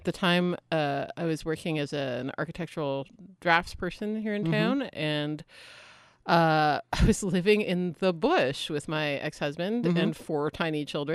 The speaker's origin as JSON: {"language": "English", "town": "Halifax", "region": "Nova Scotia", "country": "Canada", "moved": "yes", "lives_now": "Prince George, Canada", "said": "No, I'm from Halifax."}